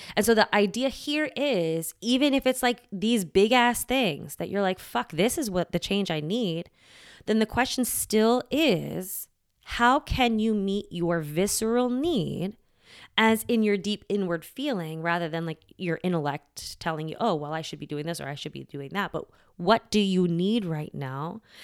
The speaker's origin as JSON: {"language": "English", "country": "United States", "tie": "born or raised there", "said": "I grew up here in the States, child of immigrants"}